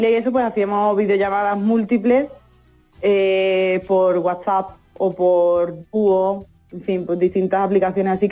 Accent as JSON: {"language": "Spanish", "town": "Albaida del Aljarafe", "region": "Andalusia", "country": "Spain", "tie": "born or raised there", "moved": "as an adult", "lives_now": "Italy", "said": "Mi pueblo es Albaida las Aljarafe. Eso es. En el Aljarafe sevillano."}